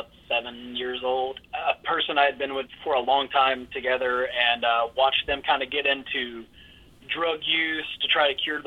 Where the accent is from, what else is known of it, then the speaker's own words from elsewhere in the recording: outside of Jacksonville, Florida, United States; I'm originally from outside of Jacksonville. My town is so small, no one knows what it is on the map, so I just tell them I'm from Jacksonville.